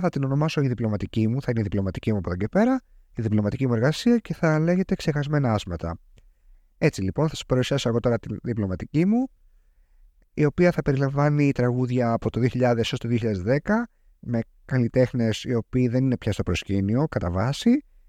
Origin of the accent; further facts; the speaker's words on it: Greece; σαν Έλληνας πολίτης